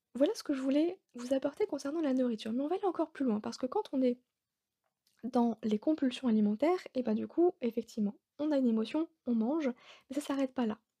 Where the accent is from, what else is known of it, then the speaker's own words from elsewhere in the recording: Alsace, Grand Est, France; now in Bordeaux, France; je suis bordelaise, mais de base, je suis alsacienne